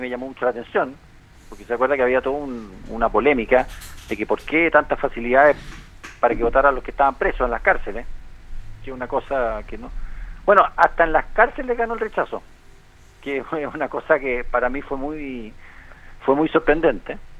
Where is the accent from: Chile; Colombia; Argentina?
Chile; de lo que nosotros sentimos como chilenos